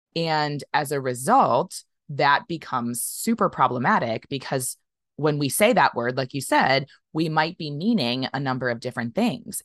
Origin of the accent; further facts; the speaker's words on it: United States; I as an American